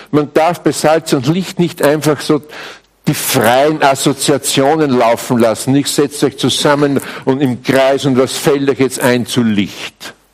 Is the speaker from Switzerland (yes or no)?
no; Austria; Übrigens, bei uns in Österreich spricht man auch noch immer vom weißen Gold, gell? Hallstatt und so, diese Ecken da.